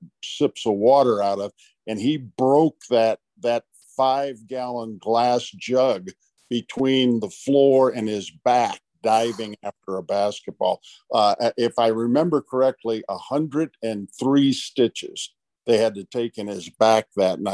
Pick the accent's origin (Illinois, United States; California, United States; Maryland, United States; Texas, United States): Illinois, United States; Batavia; moved away; back in Batavia, Illinois, my hometown